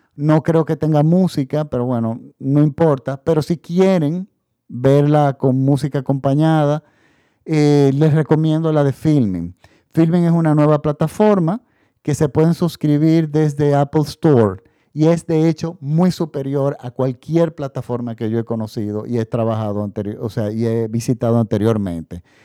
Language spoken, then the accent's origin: Spanish; Dominican Republic; En la República Dominicana, mi país de donde yo hago este podcast